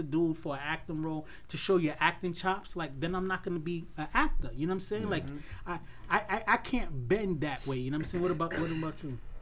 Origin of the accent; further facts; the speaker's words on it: New York City, New York, United States; we're from Queens